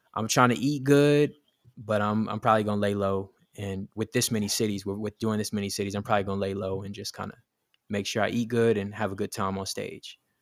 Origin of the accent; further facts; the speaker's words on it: Atlanta, Georgia, United States; moved away as an adult; also born or lived in South Bronx, New York; now in New York, United States; I'm from Atlanta. Uh, I grew up in Atlanta on the north side